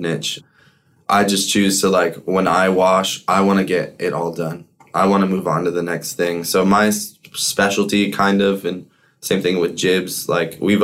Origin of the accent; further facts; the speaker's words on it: Colorado, United States; growing up in Colorado in the hash scene, becoming a man and all that since I was so young